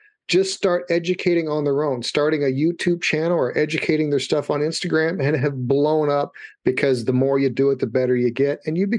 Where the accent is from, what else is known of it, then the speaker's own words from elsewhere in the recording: Louisville, Kentucky, United States; moved away; I'm from Louisville, Kentucky.